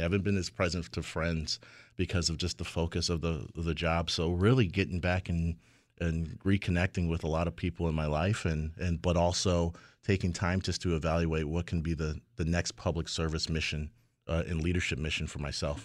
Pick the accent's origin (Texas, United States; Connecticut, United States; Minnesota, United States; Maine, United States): Connecticut, United States; Hartford; a kid growing up in Hartford at the time with two parents who only had their high school education